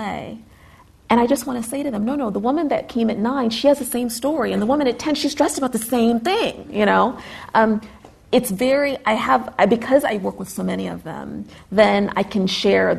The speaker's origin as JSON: {"language": "English", "country": "United States", "said": "as an American"}